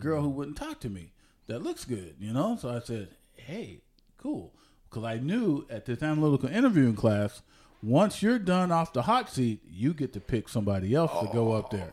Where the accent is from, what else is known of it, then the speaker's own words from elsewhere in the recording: San Jose, California, United States; also born or lived in Oklahoma / Ohio; I was born in San Jose, California